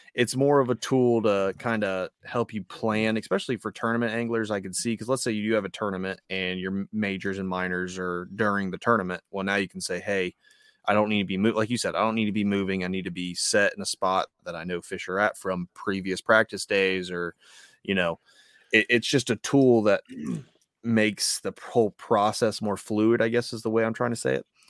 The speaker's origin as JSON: {"language": "English", "region": "Ohio", "country": "United States", "also_born_or_lived": "North Carolina", "moved": "as an adult", "said": "I was newly minted from Ohio in the Marine Corps."}